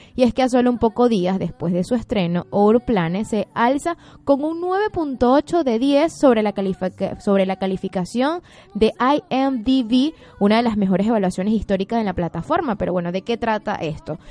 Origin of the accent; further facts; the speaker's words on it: Venezuela; now in Buenos Aires, Argentina; somos de Venezuela, de Venezuela, de Venezuela.